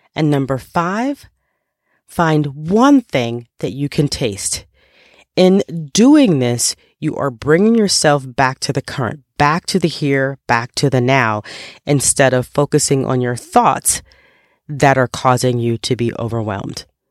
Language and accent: English; New York, United States; I grew up in New York